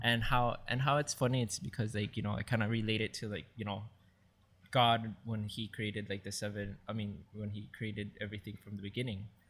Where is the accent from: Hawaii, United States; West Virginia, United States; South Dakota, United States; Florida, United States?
Hawaii, United States; Maui; moved away as an adult; now in Oahu, United States; I grew up in Maui, and I moved here in the island of Oahu, like, way back when in two thousand five after I graduated high school